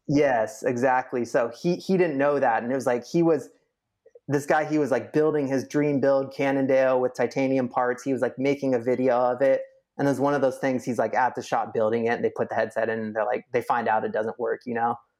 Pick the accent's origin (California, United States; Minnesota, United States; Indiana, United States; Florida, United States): California, United States; Sacramento; growing up in Sacramento